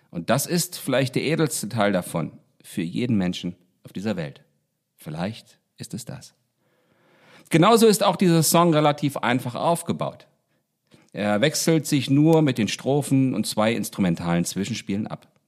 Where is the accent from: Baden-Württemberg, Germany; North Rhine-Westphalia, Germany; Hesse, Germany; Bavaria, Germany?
Hesse, Germany; Baunatal; Ich beginne meine Erzählung Anderswelt, die ich meiner Heimatstadt Baunatal gewidmet habe und die eine Menge dieses Baunatals enthält